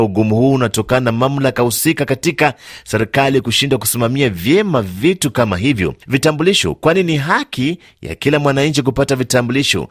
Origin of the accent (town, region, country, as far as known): Kagongwa, Shinyanga, Tanzania